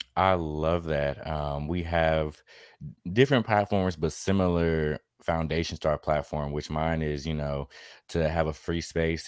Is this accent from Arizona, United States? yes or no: no; Chicago, Illinois, United States; moved away as an adult; now in Atlanta, United States; in Chicago where I was born